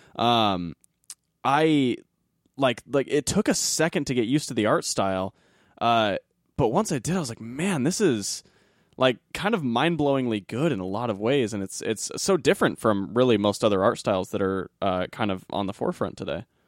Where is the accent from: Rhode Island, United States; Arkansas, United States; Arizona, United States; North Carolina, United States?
Arizona, United States; moved away; I'm originally from Arizona